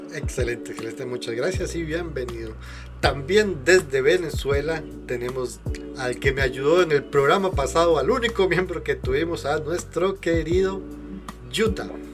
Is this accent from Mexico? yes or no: no; Costa Rica; yo soy de Costa Rica